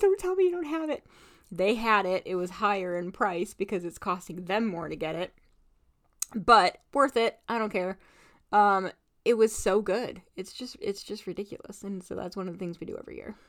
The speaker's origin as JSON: {"language": "English", "region": "Indiana", "country": "United States", "tie": "born or raised there", "moved": "yes", "lives_now": "Alaska, United States", "said": "I grew up in Indiana"}